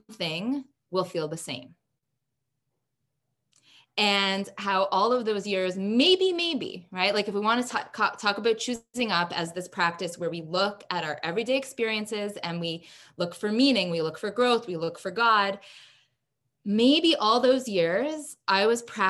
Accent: Canada; as a Canadian

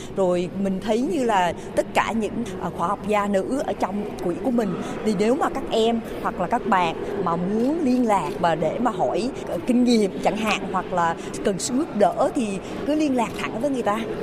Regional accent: Vietnam; tôi cũng là người Việt Nam rồi sinh đẻ lớn lên ở đây rồi cũng từ một cái cái làng

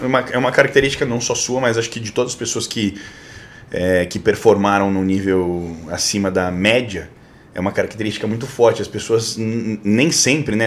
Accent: São Paulo, Brazil; eu sou de São Paulo

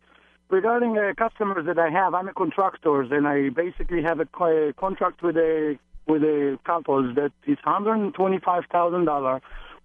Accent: Israel; I'm Israeli.

